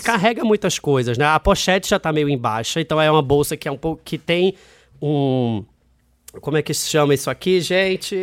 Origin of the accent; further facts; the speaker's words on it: Recife, Pernambuco, Brazil; moved away as an adult; now in Rio de Janeiro, Brazil; eu sou de Recife, né? Eu nasci em Recife, morei lá até 19 anos e eu fui morar no Rio com 20 anos